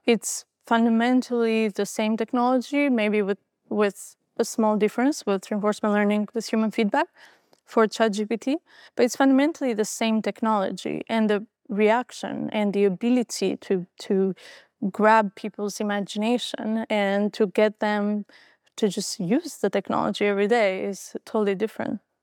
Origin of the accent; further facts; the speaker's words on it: Albania; moved away; I was born in Albania, uh, just after the fall of communism.